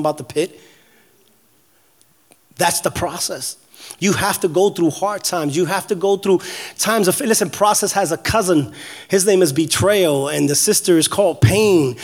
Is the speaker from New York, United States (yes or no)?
yes; New York City, New York, United States; also born or lived in New England; now in Florida, United States; I grew up in the South Bronx in the projects